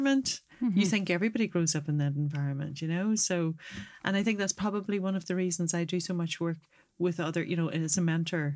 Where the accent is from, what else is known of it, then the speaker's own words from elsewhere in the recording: Northern Ireland, United Kingdom; also born or lived in Dublin; we grew up in the Troubles in Northern Ireland